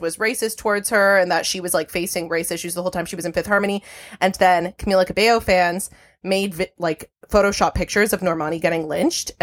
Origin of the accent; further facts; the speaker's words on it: Toronto, Ontario, Canada; I'm born and raised in Toronto